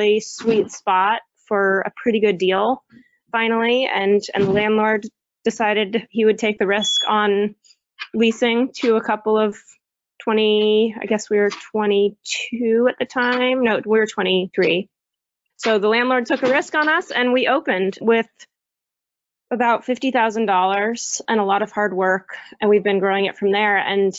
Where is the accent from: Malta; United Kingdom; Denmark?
Denmark; moved away; also born or lived in Berkeley, California; I am originally from Denmark and have been back and forth a lot